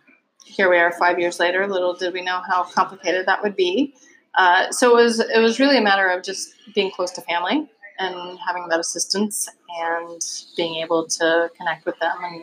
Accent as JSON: {"language": "English", "town": "Virginia Beach", "region": "Virginia", "country": "United States", "tie": "born or raised there", "also_born_or_lived": "Norfolk, Virginia / North Carolina", "accent": "Southern", "lives_now": "Michigan, United States", "said": "So I was born in Norfolk, Virginia. My dad was a Navy man. Raised in Virginia Beach, Virginia."}